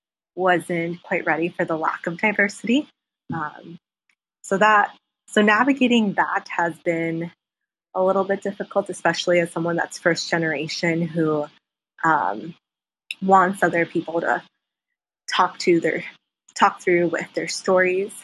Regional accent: Minneapolis, Minnesota, United States; also born or lived in South Korea; I'm from Minneapolis, Minnesota

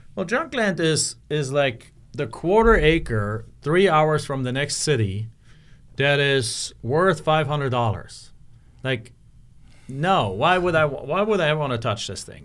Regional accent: Germany; moved away as an adult; my hometown in Germany

